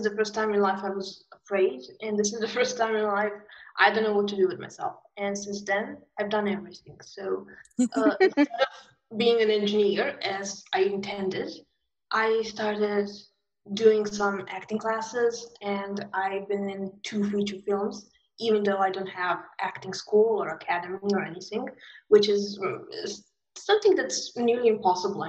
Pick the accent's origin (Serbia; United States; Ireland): Serbia; Belgrade; I'm from Serbia. I grew up in war times. So 90s in Serbia was war